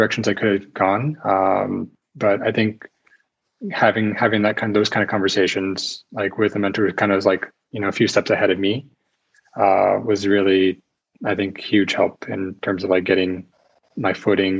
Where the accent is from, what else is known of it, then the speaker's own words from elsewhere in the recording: United States; moved away as an adult; now in Czech Republic; I'm an American learning Czech.